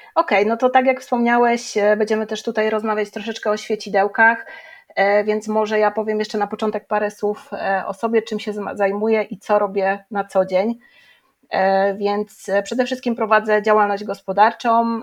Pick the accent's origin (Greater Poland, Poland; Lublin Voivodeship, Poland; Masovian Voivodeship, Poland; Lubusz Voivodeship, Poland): Lubusz Voivodeship, Poland; Żary; moved away as an adult; now in Zielona Góra, Poland; ja ogólnie jestem z Żar